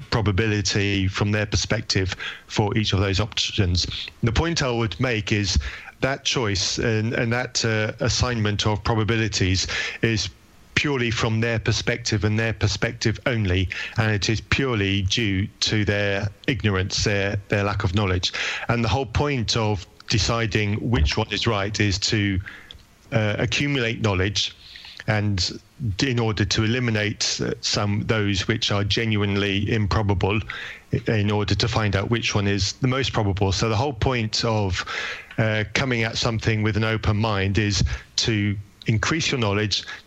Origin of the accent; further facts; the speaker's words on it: England, United Kingdom; I'm English